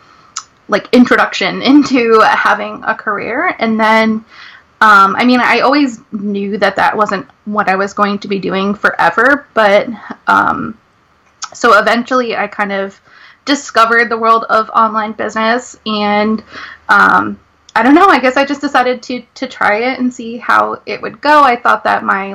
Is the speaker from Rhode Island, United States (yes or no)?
yes; Rhode Island, United States; I'm from Rhode Island